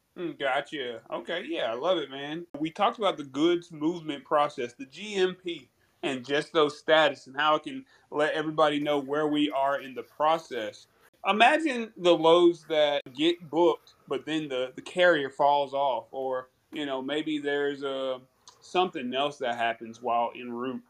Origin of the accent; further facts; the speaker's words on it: North Carolina, United States; also born or lived in Brooklyn, New York; now in Georgia, United States; born in Brooklyn, but I was raised in North Carolina